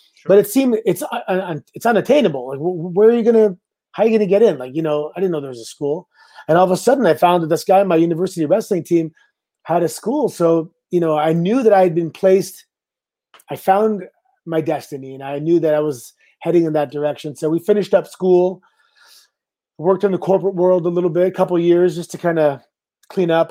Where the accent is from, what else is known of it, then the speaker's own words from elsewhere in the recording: Canada; I'm Canadian